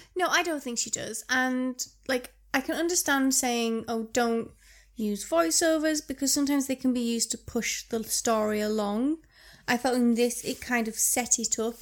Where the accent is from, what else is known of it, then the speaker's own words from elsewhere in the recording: Cumbria, North West England, United Kingdom; We are from Cumbria. We are northern and proud.